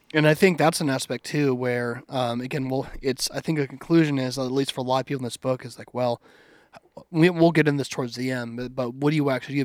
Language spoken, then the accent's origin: English; United States; I'm, I'm American, like, I love, I still love America